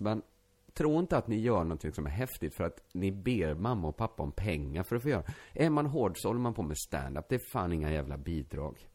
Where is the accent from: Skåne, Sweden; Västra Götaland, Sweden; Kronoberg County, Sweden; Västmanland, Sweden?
Västra Götaland, Sweden; Borås; när jag växte upp i Borås innerstad